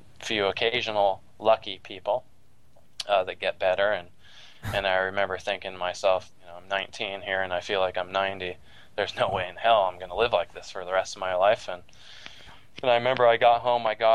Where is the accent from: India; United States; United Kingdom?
United States; Walnut Creek, California; also born or lived in Davis, California; now in Redondo Beach, United States; I was born in the East San Francisco Bay Area in Walnut Creek. Lived in the same house my whole life till I flew the coop at 18, or actually 20